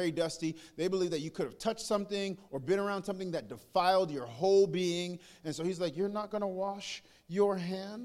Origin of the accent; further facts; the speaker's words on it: New York, United States; now in the South, United States; I'm from New York? From New York. It's a little different. I came to the South